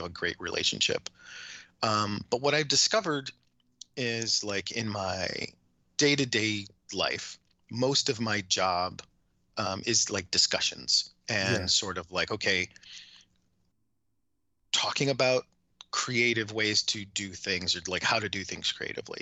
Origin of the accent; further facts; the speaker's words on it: Chicago, Illinois, United States; I grew up in South Chicago